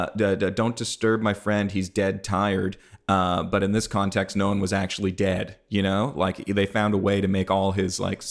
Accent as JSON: {"language": "English", "country": "Canada", "said": "Cool. I'm from Canada. I'll tell you a couple things."}